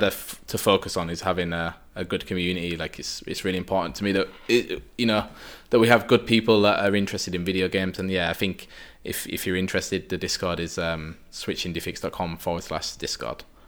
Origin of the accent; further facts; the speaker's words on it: United Kingdom; now in Vienna, Austria; I'm obviously a British guy